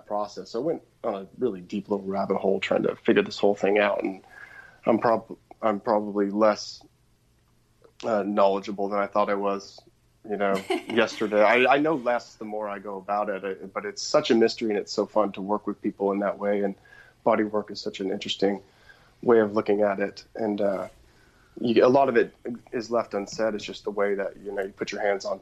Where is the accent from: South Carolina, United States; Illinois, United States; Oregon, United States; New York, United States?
Oregon, United States; outside of Portland; I grew up outside of Portland, Oregon